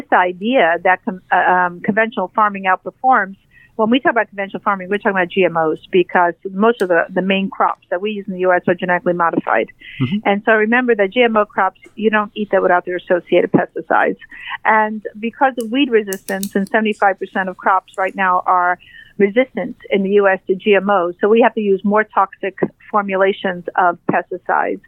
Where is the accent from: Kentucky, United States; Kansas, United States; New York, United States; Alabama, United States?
New York, United States; New York City; I'm a gal from New York City